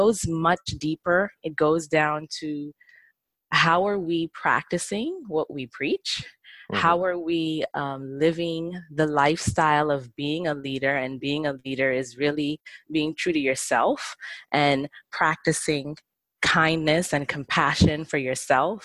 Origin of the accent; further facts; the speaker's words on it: Bahamas; I grew up in the Bahamas. So living in the islands